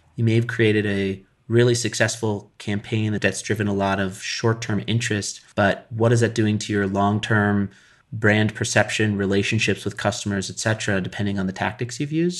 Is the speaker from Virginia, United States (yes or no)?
no; Colorado, United States; I grew up in Colorado